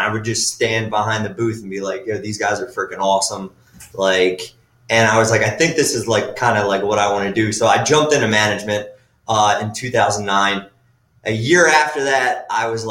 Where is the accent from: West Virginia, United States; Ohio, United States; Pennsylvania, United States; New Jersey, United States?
Pennsylvania, United States; Philadelphia; moved away as an adult; now in Atlantic City, United States; I'm from Philly. I moved down here in 2009.